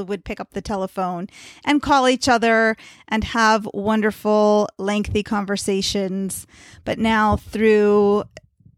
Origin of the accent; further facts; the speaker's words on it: Potomac, Maryland, United States; I'm from Potomac, Maryland.